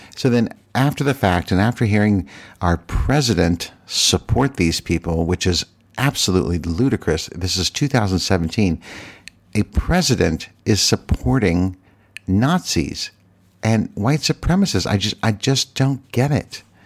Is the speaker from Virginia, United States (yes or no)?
yes; Virginia, United States; moved away as an adult; I lived in Virginia for fifty years, and I can say that it is my home state